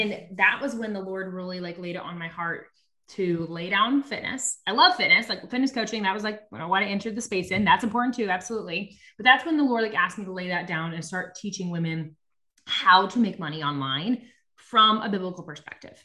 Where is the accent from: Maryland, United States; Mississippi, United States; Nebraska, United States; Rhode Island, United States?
Nebraska, United States; I'm from Nebraska